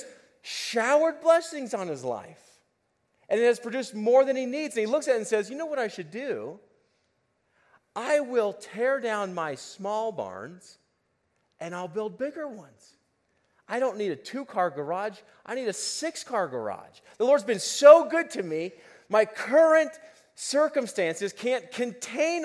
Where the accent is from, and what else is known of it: United States